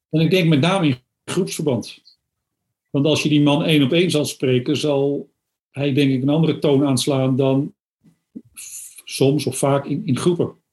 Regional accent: Amsterdam, North Holland, Netherlands; now in Zwolle area, Netherlands; ik ben geboren in Amsterdam, dus ik woon hier al een behoorlijke tijd. Ik wilde niet meer terug naar het Westen

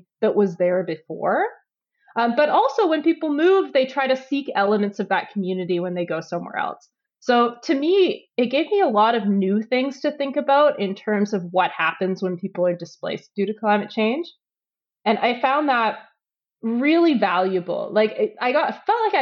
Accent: Edmonton, Alberta, Canada; growing up in Edmonton

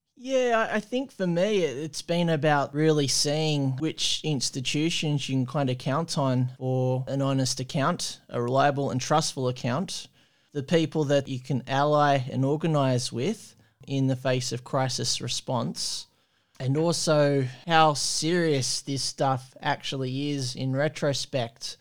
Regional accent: Australia; as an Australian

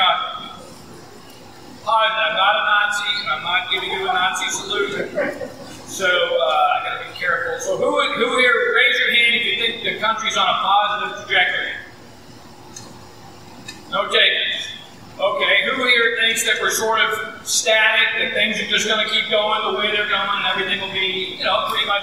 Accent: Massachusetts, United States; now in Tennessee, United States; I grew up in Massachusetts

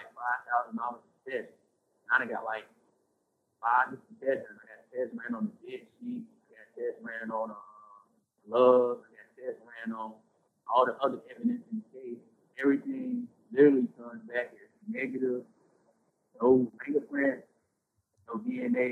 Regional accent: Durham, North Carolina, United States; I'm from Durham, so, like, a lot of people, like, in my neighborhood, I grew up in a crip neighborhood

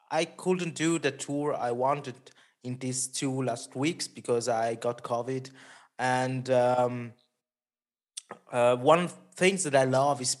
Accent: Italy; first language Italian; English is a second language; my mother tongue is Italian. So when I'm on Italy with some bands, it's double fun because you you you really communicate with the people there.

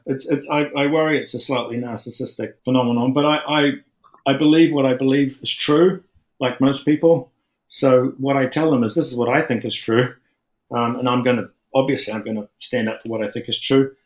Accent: New Zealand; I'm a New Zealander, which is very, very secular. And I went to church schools and stuff

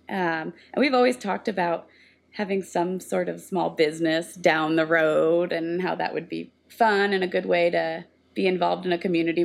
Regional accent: New Jersey, United States; moved away; I grew up in New Jersey

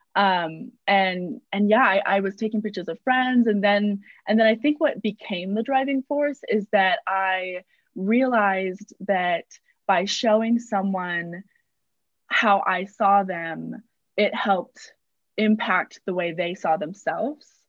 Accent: San Diego, California, United States; moved away as an adult; now in Utah, United States; I'm from San Diego originally

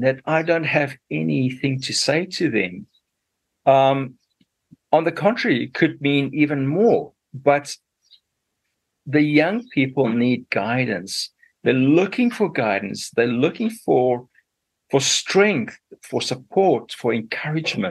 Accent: Zimbabwe; moved away as an adult; also born or lived in Zambia / South Africa; now in New Zealand; I was born in Zambia, and, you know, so that is sort of going up to central South Africa, south of the continent of Africa. And my dad was a farmer there, you know, and he was a really a good farmer. He loved his farming. It was a wonderful farm we lived on. And then I did my schooling in what was still Rhodesia those days

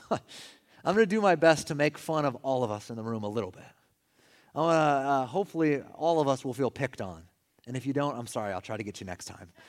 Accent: California, United States; We're from California.

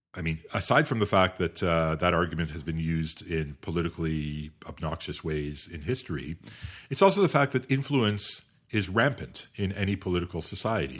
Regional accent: Canada; also born or lived in United Kingdom / France; as a Canadian

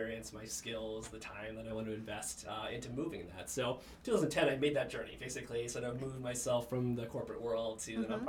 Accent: Bloomington, Minnesota, United States; moved away; I had the fortune of growing up in a great community called Bloomington. So it's a suburb of Minneapolis.

